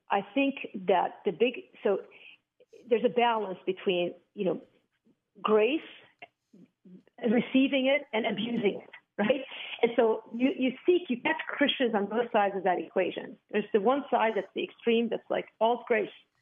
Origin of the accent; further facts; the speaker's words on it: Beirut, Beirut Governorate, Lebanon; I grew up in Beirut, Lebanon